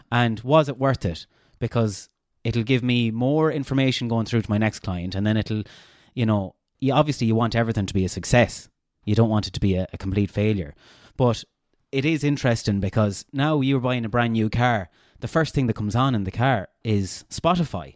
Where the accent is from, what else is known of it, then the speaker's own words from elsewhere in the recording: Castlebar, Connacht, Ireland; accent: Castlebar; also born or lived in Galway; I had too much of a Castlebar accent.